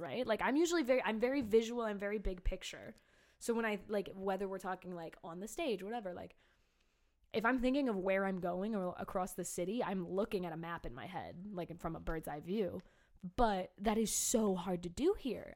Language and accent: English; Cleveland, Ohio, United States; moved away; I'm from Cleveland